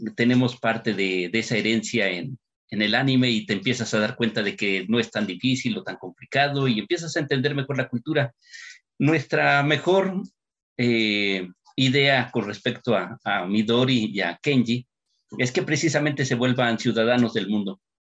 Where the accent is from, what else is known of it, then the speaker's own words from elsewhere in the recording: Mexico; papás mexicanos